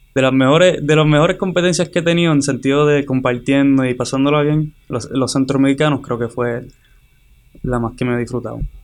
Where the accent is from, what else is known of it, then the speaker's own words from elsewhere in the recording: Hatillo, Puerto Rico; moved away as an adult; soy de Tío Puerto Rico